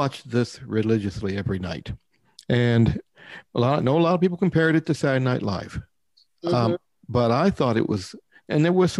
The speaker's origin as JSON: {"language": "English", "region": "the South", "country": "United States", "accent": "Southern", "said": "With my Southern accent coming out."}